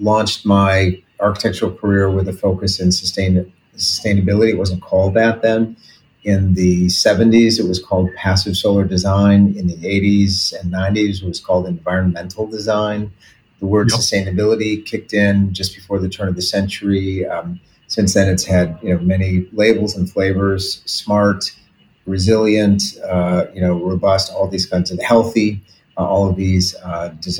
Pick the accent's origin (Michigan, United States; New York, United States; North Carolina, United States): Michigan, United States; Detroit; I grew up in Detroit, Michigan